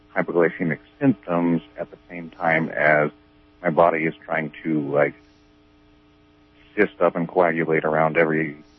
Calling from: Garberville, California, United States; I'm from here in Garberville.

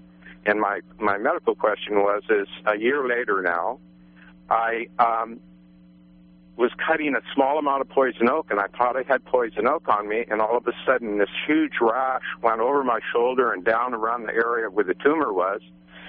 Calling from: Blocksburg, California, United States; I'm from Blocksburg area.

